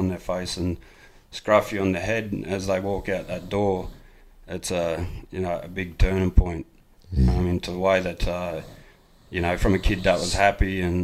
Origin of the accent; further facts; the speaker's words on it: Ivanhoe, New South Wales, Australia; I'm a proud Nyampa man from out in Ivanhoe, New South Wales